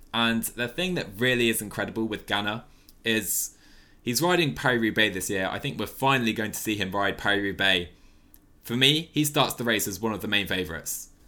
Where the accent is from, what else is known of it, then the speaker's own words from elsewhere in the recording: United Kingdom; as a Brit